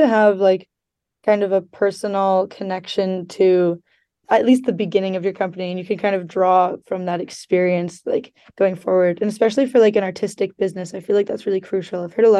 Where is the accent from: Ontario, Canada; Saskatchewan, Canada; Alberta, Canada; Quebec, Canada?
Alberta, Canada; Calgary; I moved here from Calgary, which is Treaty 7 territory, and I am, you know, a white Canadian citizen.